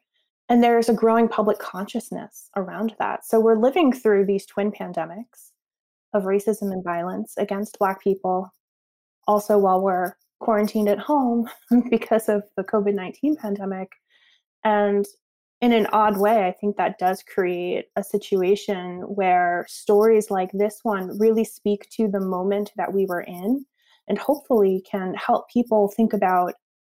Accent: Northeast, United States; He grew up in the South, I grew up in the Northeast, and we still have this shared experience.

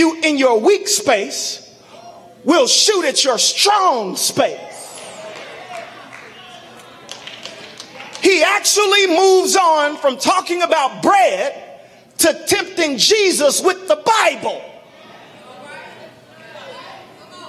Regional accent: Chicago, Illinois, United States; I grew up in Morgan Park

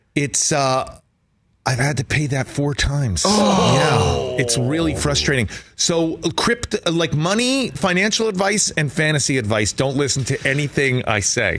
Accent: East Coast, United States; now in Southern California, United States; I'm from the East Coast, I live in Southern California now

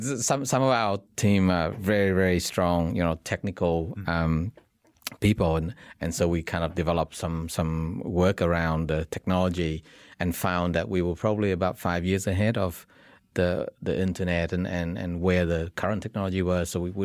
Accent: Vietnam; So we were a mixed kind of bunch as well. I'm originally from Vietnam, Robert's from South Korea, Stefan's from Germany, and Peter and Andrew were New Zealand-born Kiwis.

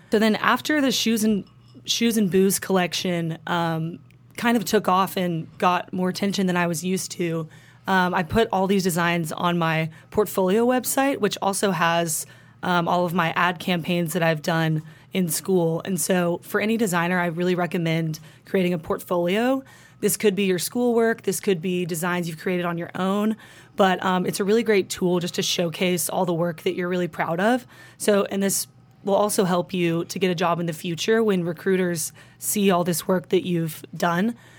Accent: Highland Park, Texas, United States; also born or lived in Austin, Texas; growing up in Highland Park

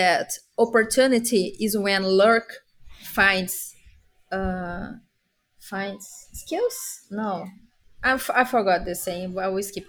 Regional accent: Brazil; English is a second language

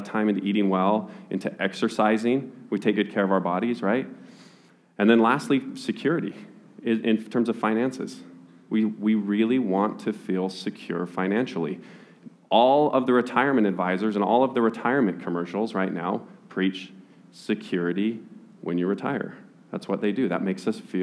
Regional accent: Utah, United States; I was born and raised in Utah

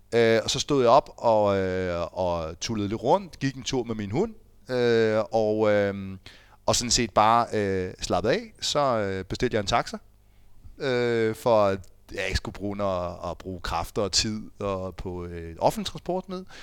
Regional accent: Fredensborg, Capital Region of Denmark, Denmark; moved away; jeg er jo fra Fredensborg. Mine forældre bor stadig i Fredensborg

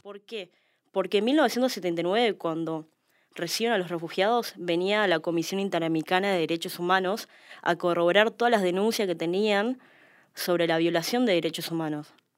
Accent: Argentina; trabajamos los argentinos

